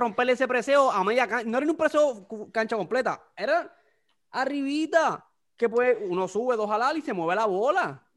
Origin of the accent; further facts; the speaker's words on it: Puerto Rico; somos boricuas